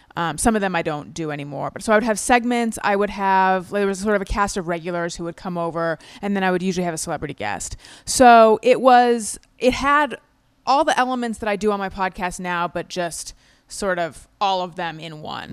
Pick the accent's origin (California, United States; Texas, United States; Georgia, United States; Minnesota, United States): California, United States; moved away as an adult; also born or lived in New York; I'm from California originally. I'd been in New York for, like, eight or nine years at that point